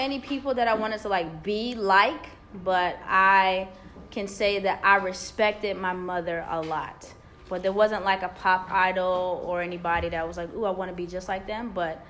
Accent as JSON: {"language": "English", "region": "Georgia", "country": "United States", "tie": "born or raised there", "also_born_or_lived": "New Jersey / North Carolina / Maryland", "said": "I claim almost the entire East Coast because I was born in New Jersey, raised in the state of Georgia. I went to undergrad in North Carolina. And then before I came here, I lived in Maryland, but I worked in D.C."}